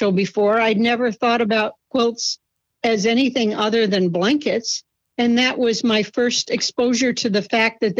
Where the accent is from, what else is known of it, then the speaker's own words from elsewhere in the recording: Schenectady, New York, United States; I was born in Schenectady, New York, and I still live relatively close